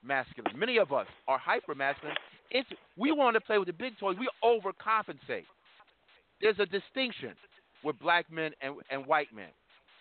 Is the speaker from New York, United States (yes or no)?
yes; New York, United States; I'm from New York